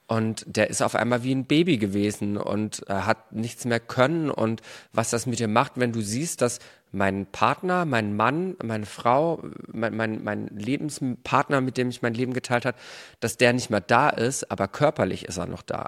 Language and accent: German; Germany; bei uns in Deutschland